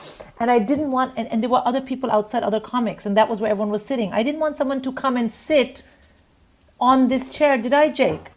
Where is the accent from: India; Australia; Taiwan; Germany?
India; moved away as an adult; also born or lived in England; I was from India